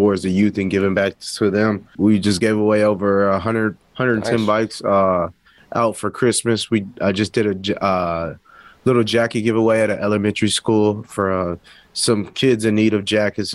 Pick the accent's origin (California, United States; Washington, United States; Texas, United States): Texas, United States; El Paso; I'm from El Paso, Texas, and it was just like a little tribute back to my home city, kind of the culture I grew up